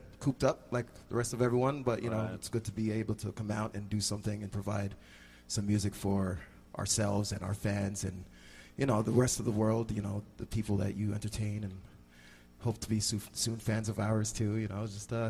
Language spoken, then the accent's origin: English; Jamaica; I'm from Jamaica, West Indies.